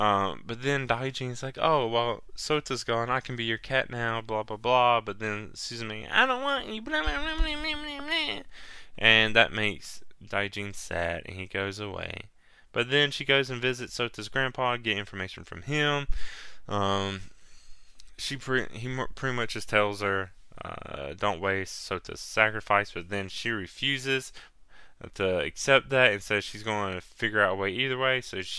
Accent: Virginia, United States; Well, I'm from originally from Virginia.

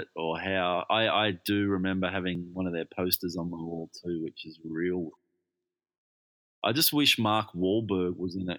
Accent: Perth, Western Australia, Australia; moved away

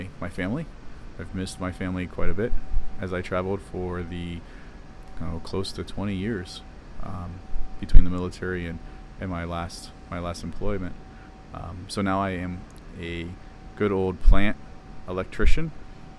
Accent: Ohio, United States; moved away as an adult; I grew up in Ohio, cornfields of Ohio, and very small town

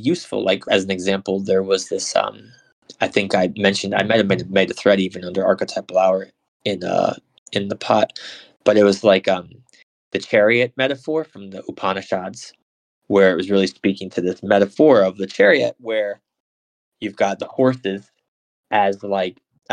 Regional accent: United States; I'm American

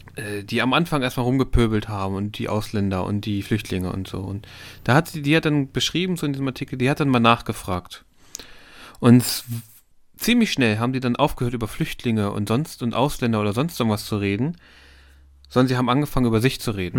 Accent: East Germany, Germany; now in Hannover, Germany; ich bin im Osten aufgewachsen

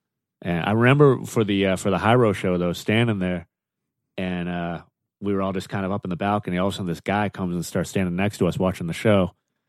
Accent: Boston, Massachusetts, United States; moved away as an adult; now in Washington, D.C., United States; I'm originally from Boston.

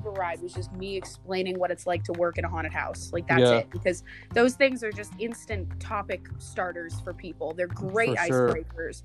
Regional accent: Central Florida, United States; moved away as an adult; now in Pennsylvania, United States; growing up in Central Florida, like, everybody is at least theme park aware to some degree

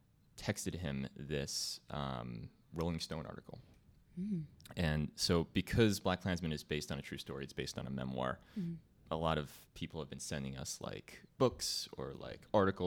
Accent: East Brunswick, New Jersey, United States; East Brunswick, New Jersey.

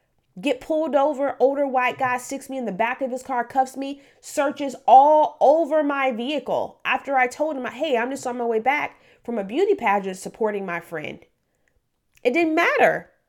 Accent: Memphis, Tennessee, United States; also born or lived in Detroit / Oklahoma; But I was born in Memphis, Tennessee. I was primarily raised in inner city Memphis, Tennessee. Also lived in Detroit for a couple years as a very young person.

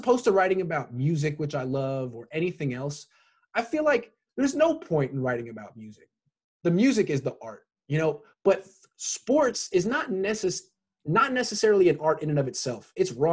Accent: Oakland, California, United States; I grew up in the Bay. I'm from Oakland

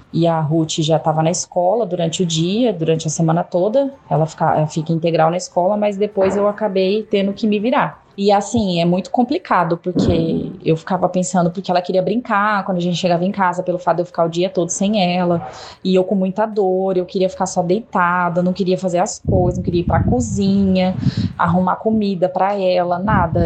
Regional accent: Campo Grande, Mato Grosso do Sul, Brazil; eu tenho família aqui, que eu sou de Campo Grande

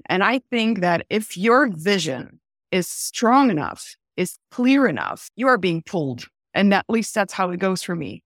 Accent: Belgium; moved away as an adult; also born or lived in Vienna, Austria / Paris, France; now in New York, United States; I was born and raised in Belgium

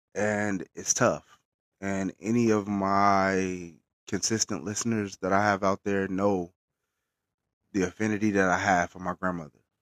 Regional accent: Bakersfield, California, United States; I'm based out of Bakersfield, California, our hometown

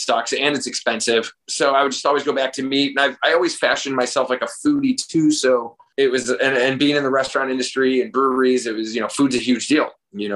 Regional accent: Crestwood, Illinois, United States; also born or lived in Chicago, Illinois; I'm from like Crestwood, Illinois

